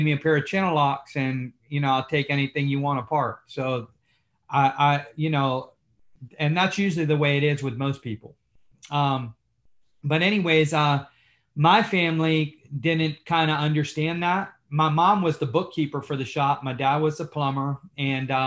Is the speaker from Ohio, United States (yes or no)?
no; Key West, Florida, United States; moved away as an adult; now in Tampa, United States; I'm from Key West, Florida, where most of my family are plumbers